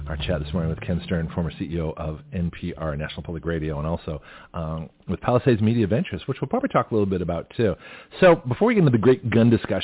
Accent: Canada; now in Milton, United States; I'm Canadian originally

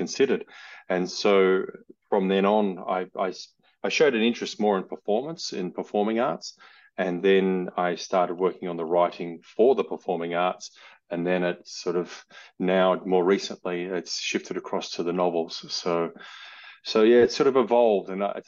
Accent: Australia; accent: Australian; I'm Australian, as you can hear from my accent

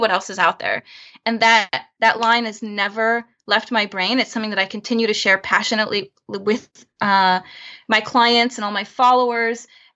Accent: Florida, United States; also born or lived in Chicago, United States; now in San Francisco Bay Area, United States; I'm originally from Florida

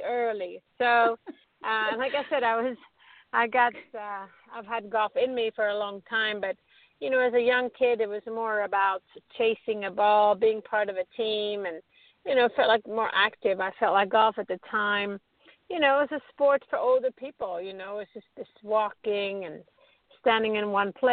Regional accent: Stockholm, Stockholm County, Sweden; growing up in Stockholm, Sweden.

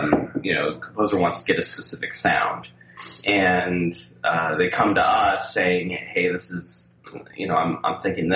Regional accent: California, United States; also born or lived in Boulder, Colorado; I grew up in California

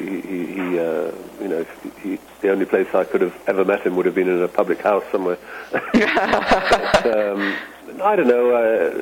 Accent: London, United Kingdom; moved away; I grew up in London

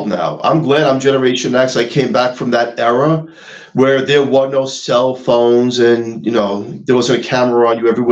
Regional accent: New York City, New York, United States; moved away; we're originally from Staten Island

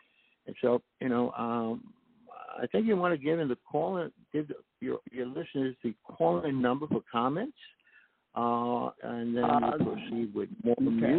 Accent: New York City, New York, United States; moved away as an adult; also born or lived in Los Angeles / Seattle; I grew up in New York.

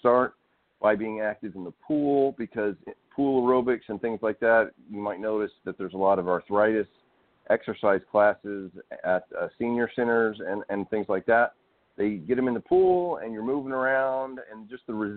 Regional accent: Arkansas, United States; I grew up out in Arkansas.

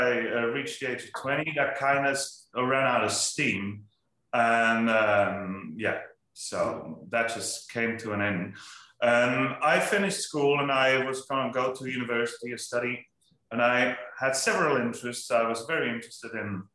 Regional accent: Willisau, Lucerne, Switzerland; moved away; I come from a little village called Willisau in Switzerland

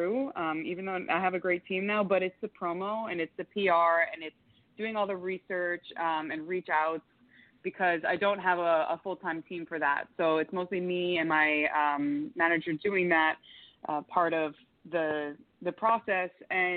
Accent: Yonkers, New York, United States; also born or lived in Florida; now in Miami, United States; I'm originally from Yonkers, New York, proud New Yorker, and I moved to Florida in 2005, lived a bunch of different places in Florida, currently in Miami.

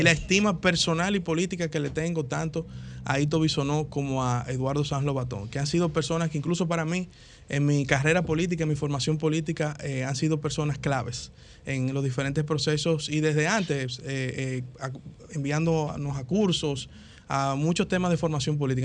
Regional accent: Dominican Republic; lo digo como ciudadano dominicano

